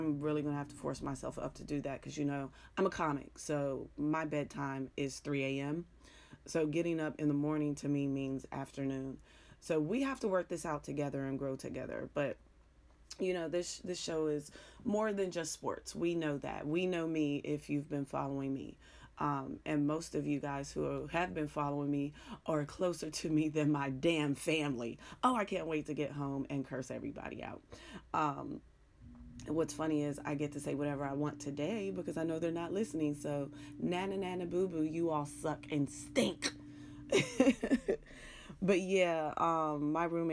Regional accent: Pittsburgh, Pennsylvania, United States; accent: Pittsburgh; moved away; you hear my accent that I struggle with every single day. The Pittsburgh at Pittsburgh when I'm concentrating, Pittsburgh when I'm just letting it flow

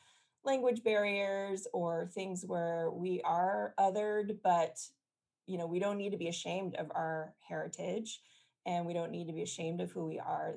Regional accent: the Bay Area, California, United States; I grew up in California in the Bay Area

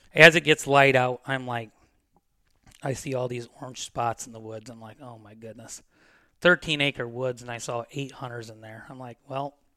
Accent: Defiance, Ohio, United States; moved away as an adult; also born or lived in Williams County, Ohio / West Unity, Ohio; I'm from Defiance. I've lived there for twenty-five years. I moved to Williams

